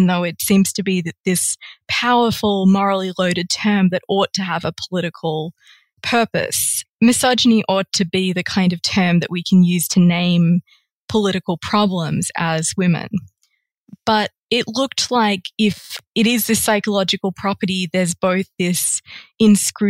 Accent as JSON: {"language": "English", "country": "Australia", "tie": "born or raised there", "said": "my home country of Australia"}